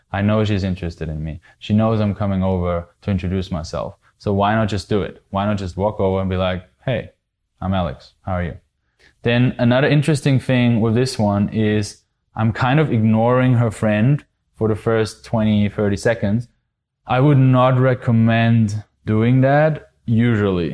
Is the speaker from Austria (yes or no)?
yes; Austria; I'm actually from Austria